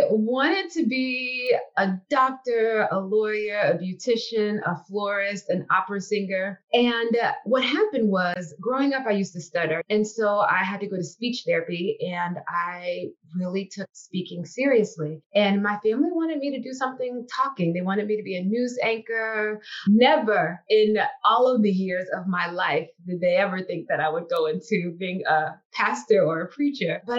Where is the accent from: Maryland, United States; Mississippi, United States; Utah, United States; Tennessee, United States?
Mississippi, United States; Biloxi; moved away; I'm from Biloxi, Mississippi, on the Mississippi Gulf Coast. And I grew up, I don't remember ever not going to church. I grew up in church. My church back at home, I would say, is Baptist, that it's Baptist and a little bit of Pentecost.